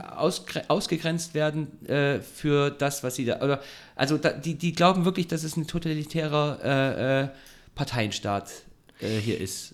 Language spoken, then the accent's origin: German; Ulm, Baden-Württemberg, Germany; now in Heidelberg, Germany; Ich bin in Ulm groß geworden